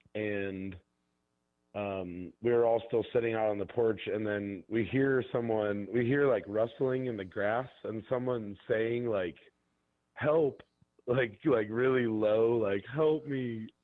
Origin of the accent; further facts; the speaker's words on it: Bainbridge, Ohio, United States; also born or lived in Cleveland, Ohio; I grew up out in Bainbridge near Geauga Lake